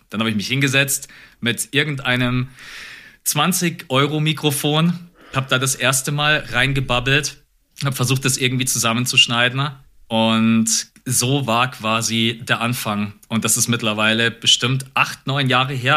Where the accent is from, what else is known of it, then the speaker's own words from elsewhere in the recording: Munich, Bavaria, Germany; also born or lived in Augsburg; ich bin in München geboren und aufgewachsen